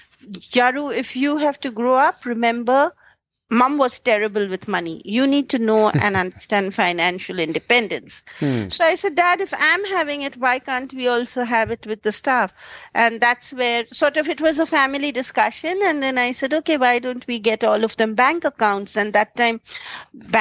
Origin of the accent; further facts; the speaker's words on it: India; growing up in an average upper middle class Indian family